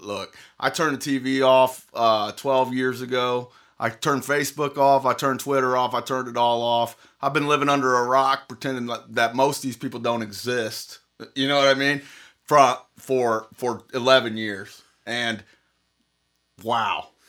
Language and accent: English; Indiana, United States; we're from Indiana